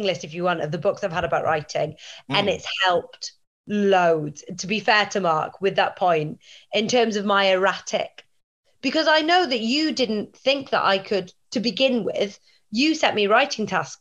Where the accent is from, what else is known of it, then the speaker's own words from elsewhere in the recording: Welsh, Wales, United Kingdom; I'm Welsh